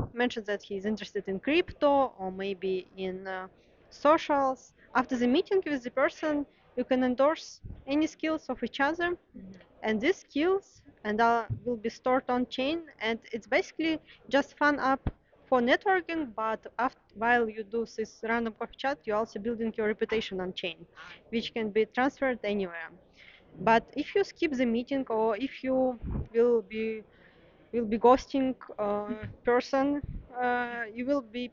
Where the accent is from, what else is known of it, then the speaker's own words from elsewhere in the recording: Russia; moved away as an adult; now in Berlin, Germany; I'm originally from Russia, and I've been living in Berlin for 3 years